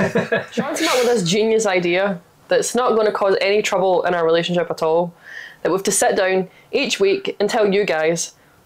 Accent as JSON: {"language": "English", "town": "Glasgow", "region": "Scotland", "country": "United Kingdom", "moved": "yes", "lives_now": "North of England, United Kingdom", "said": "I'm Glaswegian."}